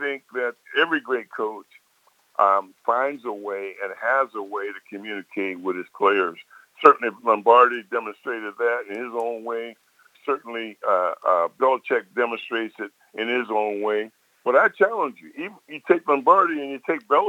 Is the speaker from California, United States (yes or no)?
no; Baltimore, Maryland, United States; Baltimore is my hometown